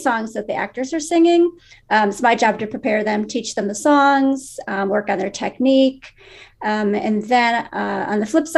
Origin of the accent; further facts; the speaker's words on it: Buffalo Grove, Illinois, United States; I grew up in Buffalo Grove and I still live there.